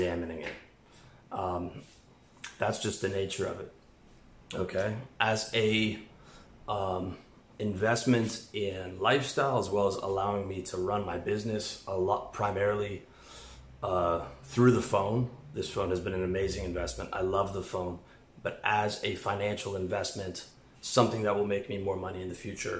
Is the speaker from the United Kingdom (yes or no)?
no; Canada; moved away; I'm a Canadian